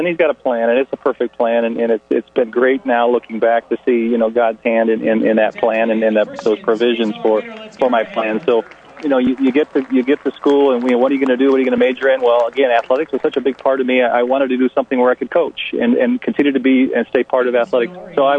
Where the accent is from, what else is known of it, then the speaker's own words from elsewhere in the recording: Escalon, California, United States; moved away as an adult; now in Haiti; Yeah, I grew up in the Central Valley of Northern California, a little town called Escalon, near Ripon.